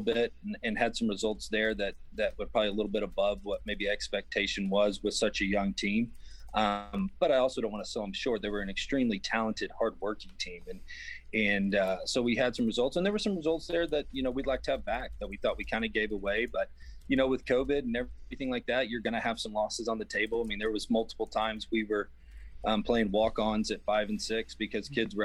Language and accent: English; West Texas, United States; I grew up in West Texas, man. This is home to me